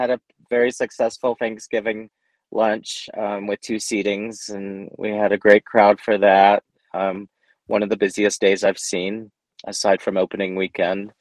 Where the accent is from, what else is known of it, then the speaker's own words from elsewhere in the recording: Texas, United States; moved away as an adult; now in New Mexico, United States; I was born in Texas, and so I went to East Texas State